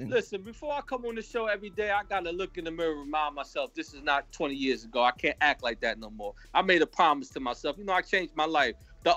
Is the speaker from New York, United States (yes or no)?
yes; Mount Vernon, New York, United States; now in Connecticut, United States; I'm from Mount Vernon, New York. I live in Connecticut now.